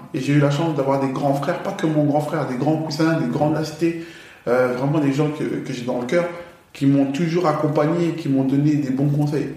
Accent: France; also born or lived in Paris / Villers-Cotterêts / Aulnay-sous-Bois; j'ai grandi dans le 02 à Villers-Cotterêts, grosse première partie de ma jeunesse. D'accord. La seconde partie, j'ai grandi à Aulnay-sous-Bois, chez ma tante

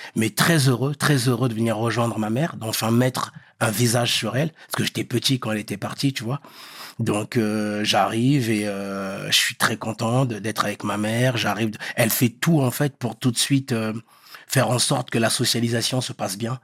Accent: Meaux, Île-de-France, France; French is a second language; also born or lived in Pointe-Noire, Republic of the Congo; Moi, je suis de Meaux

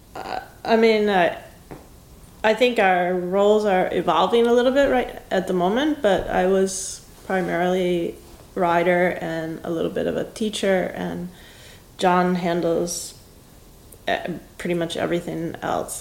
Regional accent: Wisconsin, United States; moved away as an adult; I grew up in Wisconsin and I basically didn't leave the Midwest

